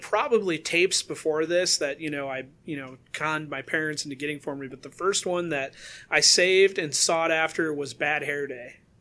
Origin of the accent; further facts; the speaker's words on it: West Michigan, United States; I'm from West Michigan. I now live in slightly more east West Michigan.